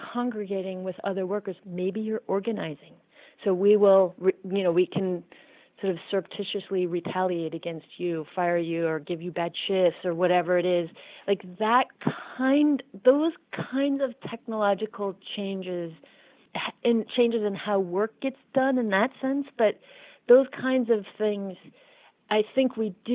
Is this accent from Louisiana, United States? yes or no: no; Iowa, United States; I grew up in Iowa.